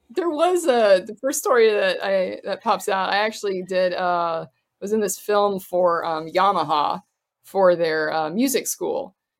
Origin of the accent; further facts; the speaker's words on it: Florida, United States; moved away; also born or lived in Cincinnati; I grew up in Florida